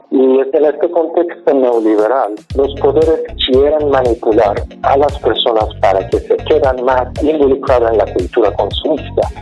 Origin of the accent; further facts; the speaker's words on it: Iran; Spanish is a second language; moved away as an adult; also born or lived in Finland / Czech Republic / Spain; now in Mexico; cuando salí de Irán me fui primero por actividades políticas. Yo estaba activo desde mis 17, 18 años de edad y fui parte de movimiento estudiantil de Irán desde 1999.